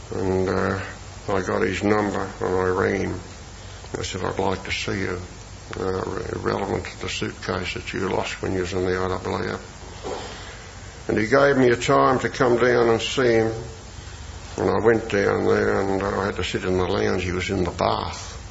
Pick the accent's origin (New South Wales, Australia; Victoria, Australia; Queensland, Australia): Victoria, Australia; Melbourne; I came from North Melbourne